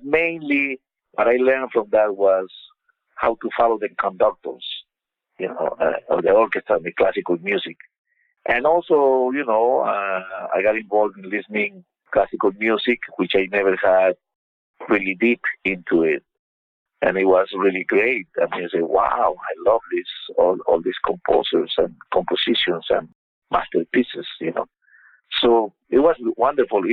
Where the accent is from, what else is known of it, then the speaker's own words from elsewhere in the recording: Peru; moved away as an adult; also born or lived in Los Angeles / Las Vegas; I grew up playing in Peru